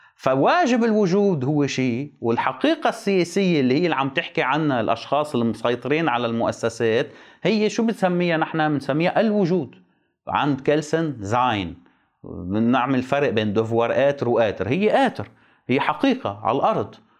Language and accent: Arabic; Lebanon; عندنا بلبنان